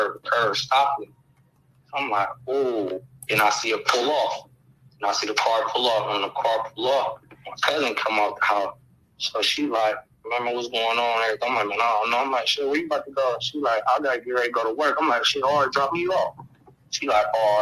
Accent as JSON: {"language": "English", "town": "Akron", "region": "Ohio", "country": "United States", "said": "I'm from Akron, Ohio"}